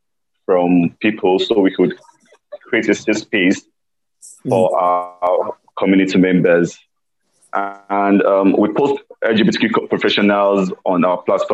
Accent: Lagos, Nigeria; I'm from Nigeria. I'm in West Africa. I'm from Lagos State

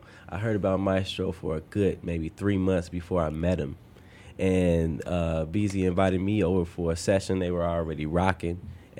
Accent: Chicago, Illinois, United States; I grew up on the South Side in the Jeffrey Manor.

